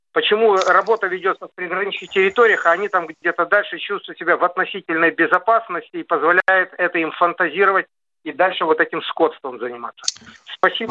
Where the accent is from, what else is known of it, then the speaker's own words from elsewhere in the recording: Ukraine; now in Moscow, Russia; Я родом с Украины и ну, давно уже живу в России с 83 года